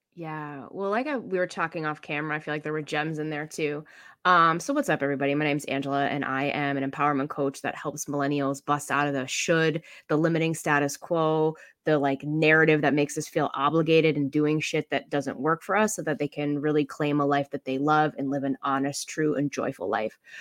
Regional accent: Boston, Massachusetts, United States; I'm from Boston

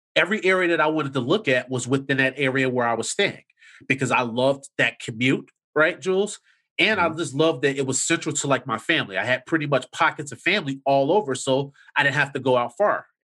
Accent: Chicago, Illinois, United States; I grew up in the Chatham area in the South Side

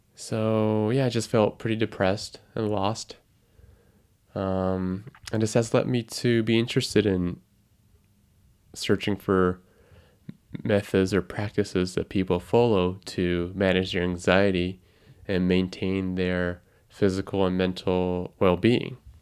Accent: Tokyo, Japan; first language Japanese; English is a second language; I am a twenty-five-year-old guy living in Tokyo, Japan, which is my hometown. My mother ta, my, my mother tongue is Japanese.

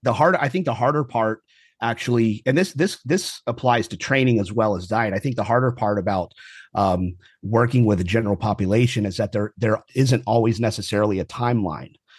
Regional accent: Houston, Texas, United States; also born or lived in Kingwood, Texas / California; I more or less lived here my whole life, uh, brief stint, um, out in California when I was in the Marine Corps. Um, but more or less lived, uh, in Houston my whole life

